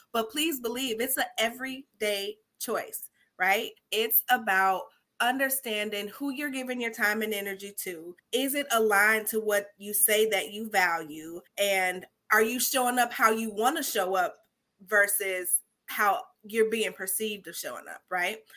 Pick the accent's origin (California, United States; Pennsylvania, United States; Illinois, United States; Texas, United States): Illinois, United States; Chicago; Now I'm from Chicago